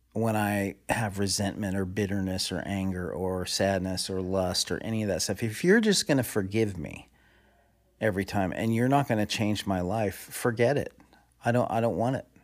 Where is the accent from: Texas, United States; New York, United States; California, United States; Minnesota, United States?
California, United States; Southern; raised in Southern California